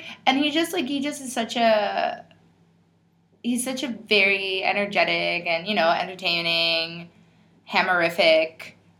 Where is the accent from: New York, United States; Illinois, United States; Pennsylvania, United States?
New York, United States; Bronx; I'm from the Bronx, yo.